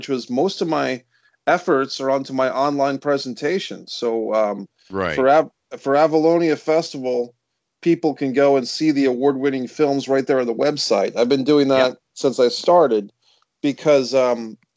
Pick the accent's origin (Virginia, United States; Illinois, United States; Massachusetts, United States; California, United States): Virginia, United States; my home state as well, Virginia